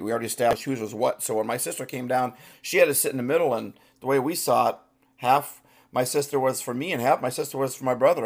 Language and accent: English; Midwest, United States; now in Pacific Northwest, United States; I grew up in the Midwest